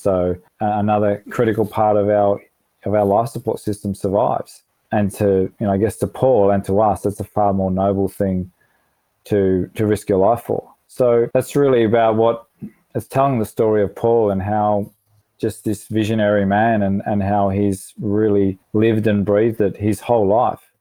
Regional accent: Melbourne, Victoria, Australia; moved away; I'm from Melbourne, so I've got, um, you know, my sister and all my cousins in Melbourne

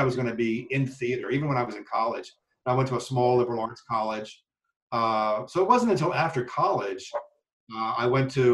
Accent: southern Delaware, United States; also born or lived in West Virginia / Little Rock, Arkansas / New York City / Pennsylvania; now in Syracuse, United States; I grew up in a really rural town in southern Delaware, a town of about 1,600 people.

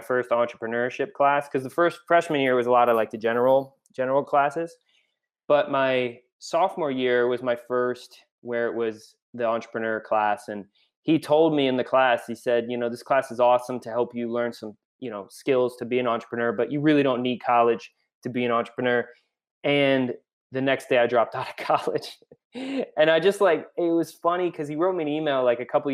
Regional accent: Cleveland, Ohio, United States; grew up in Cleveland, Ohio

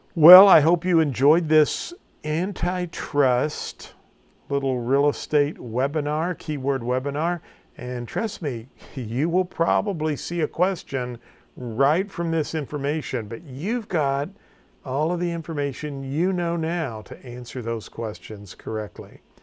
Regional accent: Farmington, Missouri, United States; My hometown is Farmington, Missouri

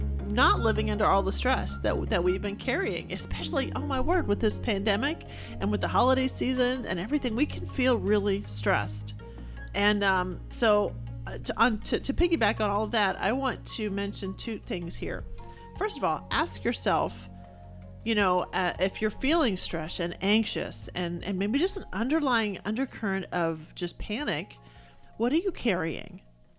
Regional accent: Texas, United States; You know, I'm from Texas, and we have things called grass burrs and cockle burrs.

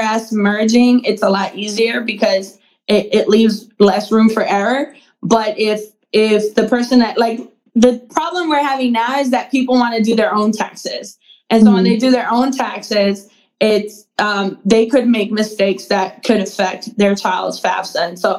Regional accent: Mexico; I know when I was growing up, you know, I'm from Mexico. I was born in Mexico.

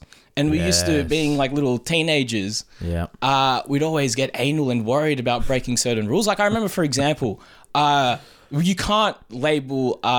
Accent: Sydney, New South Wales, Australia; I was born at Royal North Shore Hospital. My parents migrated here, but my parents met here.

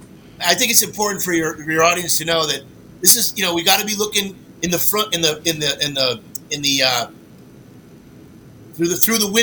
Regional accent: Rhode Island, United States; moved away; I'm from New England myself personally. So is Patrick. New England, Rhode Island, I grew up.

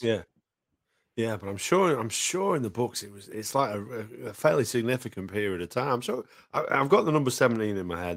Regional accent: Welsh, Wales, United Kingdom; I love the Welsh. I'm Welsh

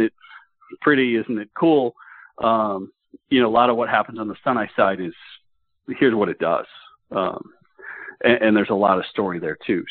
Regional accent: Dallas, Texas, United States; my time growing up in the Dallas area

